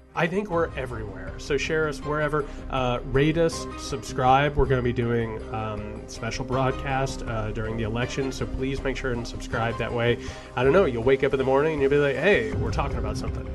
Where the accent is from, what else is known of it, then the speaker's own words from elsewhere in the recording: rural Indiana, United States; I grew up in a dirt poor family in rural Indiana